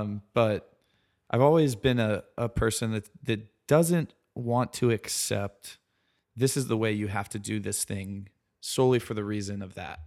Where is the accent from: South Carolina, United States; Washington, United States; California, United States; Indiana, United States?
South Carolina, United States; Columbia; also born or lived in Raleigh, North Carolina; I grew up in Columbia, South Carolina. uh, which is the capital. Um, was born there